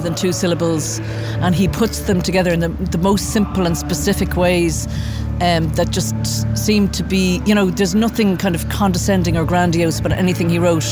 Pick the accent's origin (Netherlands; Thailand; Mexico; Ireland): Ireland; Dublin, Leinster; now in Limerick, Ireland; I live in Limerick. I'm originally from Dublin.